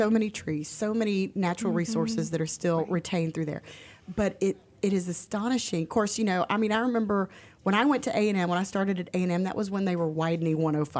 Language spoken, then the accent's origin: English; Conroe, Texas, United States; So I was born and raised in Conroe. My grandmother lived in Montgomery off 2854.